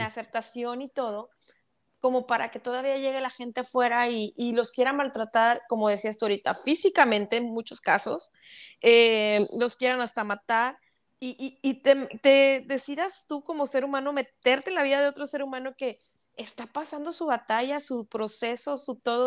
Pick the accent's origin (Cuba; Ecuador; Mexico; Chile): Mexico; Monterrey, Nuevo León